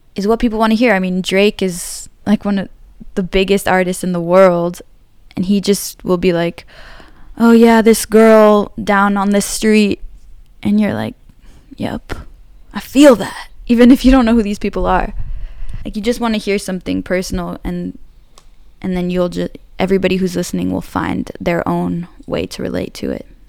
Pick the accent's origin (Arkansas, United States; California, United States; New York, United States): California, United States; San Francisco; I grew up in San Francisco